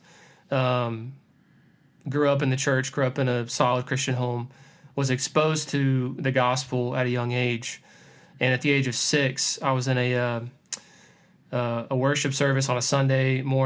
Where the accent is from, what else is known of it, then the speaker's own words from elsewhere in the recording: Georgia, United States; moved away as an adult; also born or lived in South Carolina; now in New Orleans, United States; I'm originally from Georgia, born and raised in Georgia, and grew up there, went to high school there, went to college there